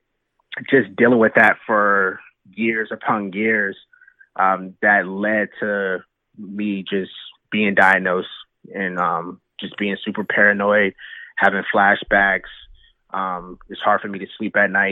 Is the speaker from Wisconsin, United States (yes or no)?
no; Wilmington, North Carolina, United States; moved away as an adult; also born or lived in East Coast; I'm from North Carolina and from a town called Wilmington. It's right on the coast. We have three beaches here. Spent most of my life here